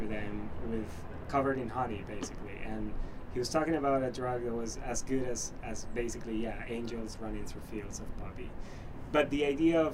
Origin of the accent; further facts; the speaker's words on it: Peru; now in Toronto, Canada; I'm from Peru.